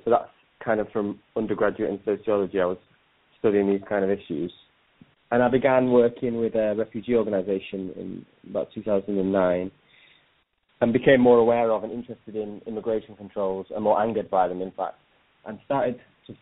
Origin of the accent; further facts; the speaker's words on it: Manchester, North West England, United Kingdom; I grew up in Manchester in the UK